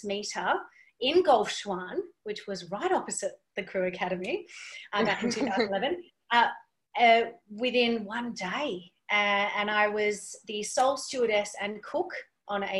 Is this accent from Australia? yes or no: yes; Western Australia, Australia; moved away as an adult; also born or lived in Brisbane; I'm from Western Australia myself